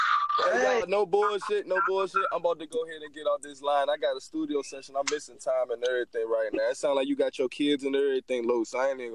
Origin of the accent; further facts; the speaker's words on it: Virginia, United States; I'm from Virginia, nigga. That shit in my blood, cuz. That's where I'm from, bro.